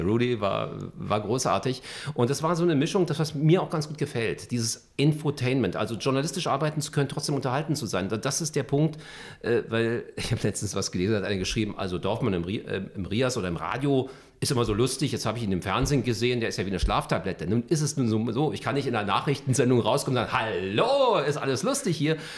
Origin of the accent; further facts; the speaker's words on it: Berlin, Germany; Also Westend, äh, Charlottenburg ist natürlich so meine Heimat